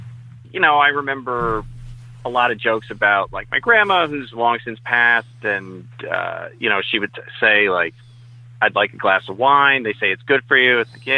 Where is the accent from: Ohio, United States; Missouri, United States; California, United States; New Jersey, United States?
New Jersey, United States; also born or lived in Scranton, Pennsylvania / New England; Moved to New Jersey when I was a baby with my mom and dad. Raised in West Jersey. Lived in New England for a while, but I'm a Jersey guy. I live here now with my wife, so it's most of my life, probably 30 years I've been living in New Jersey.